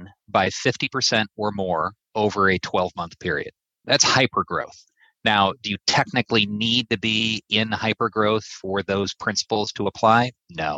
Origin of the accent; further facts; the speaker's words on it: East Peoria, Illinois, United States; growing up in East Peoria, Illinois, headquarters at the time of Caterpillar